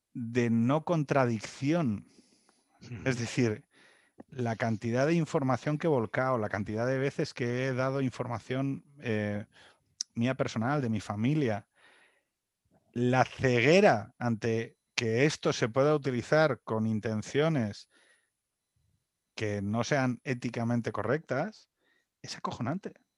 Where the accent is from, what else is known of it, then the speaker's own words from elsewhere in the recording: Asturias, Spain; como asturiano